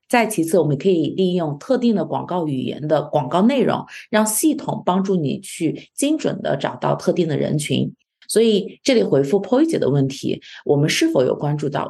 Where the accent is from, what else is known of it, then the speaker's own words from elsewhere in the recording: China; now in Canada; 我们中国人本身在国内